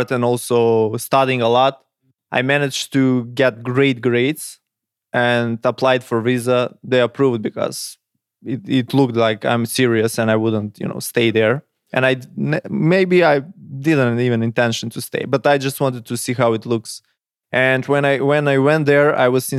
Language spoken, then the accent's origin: English; Kumanovo, North Macedonia; we are 100,000 people in my town, Kumanovo